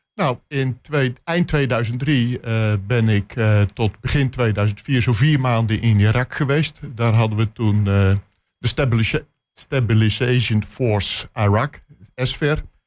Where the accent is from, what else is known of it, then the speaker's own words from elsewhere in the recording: Netherlands; als Nederlander